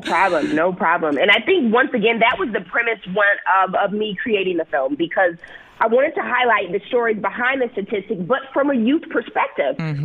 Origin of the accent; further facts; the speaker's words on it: Milwaukee, Wisconsin, United States; moved away as an adult; also born or lived in Santa Clara, California / Chicago, Illinois; I was born and raised in Milwaukee